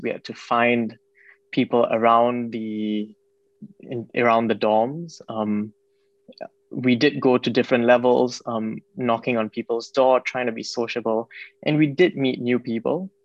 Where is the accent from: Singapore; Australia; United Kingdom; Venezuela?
Singapore; moved away; I'm from Singapore